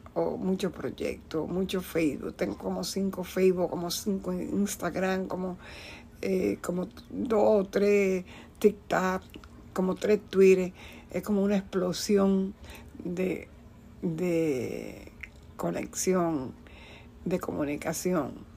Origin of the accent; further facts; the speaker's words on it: Dominican Republic; moved away; yo soy de la República Dominicana